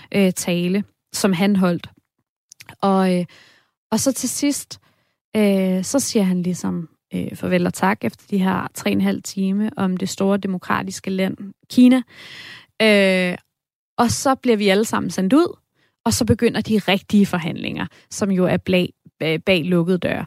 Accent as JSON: {"language": "Danish", "country": "Denmark", "said": "jeg er fra Danmark"}